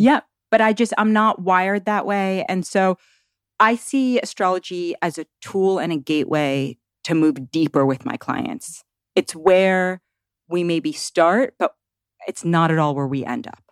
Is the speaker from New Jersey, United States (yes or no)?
no; New York City, New York, United States; born or raised there; now in Tennessee, United States